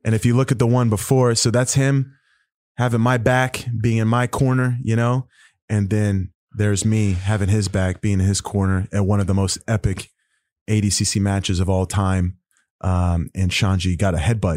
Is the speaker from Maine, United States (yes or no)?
no; Oklahoma, United States; I'm from Oklahoma